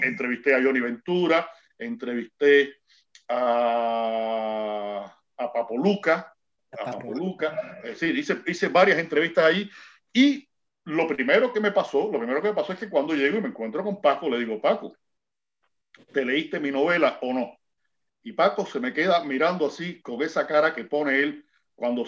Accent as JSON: {"language": "Spanish", "country": "Cuba", "said": "como decimos nosotros aquí en Cuba"}